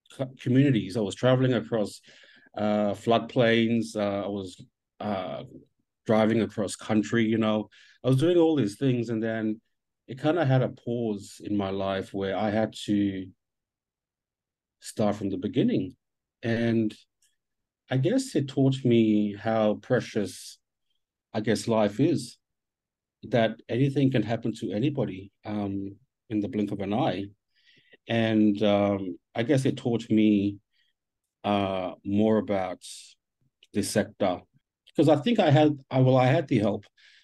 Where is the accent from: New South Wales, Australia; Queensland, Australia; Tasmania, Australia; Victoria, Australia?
Queensland, Australia; Thursday Island; moved away as an adult; now in Cairns, Australia; I come from Thursday Island up in the Torres Strait